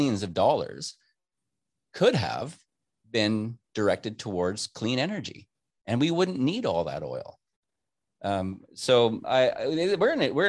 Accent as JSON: {"language": "English", "country": "Canada", "said": "I'm a Canadian citizen"}